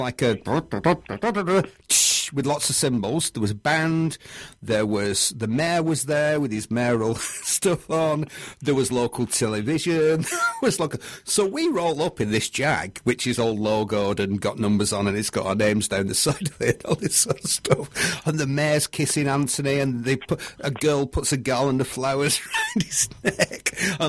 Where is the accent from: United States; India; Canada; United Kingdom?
United Kingdom; Because we're British, you don't want to disappoint everyone, do you?